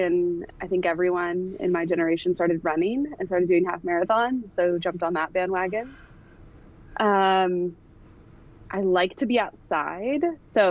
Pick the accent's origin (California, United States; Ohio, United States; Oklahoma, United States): California, United States; Davis; also born or lived in Sacramento, California / Washington; I grew up in Davis, spent most of my years there.